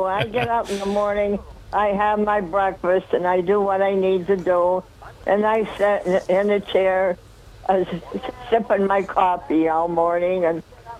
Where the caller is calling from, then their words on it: Dickinson, New York, United States; … from the town of Dickinson.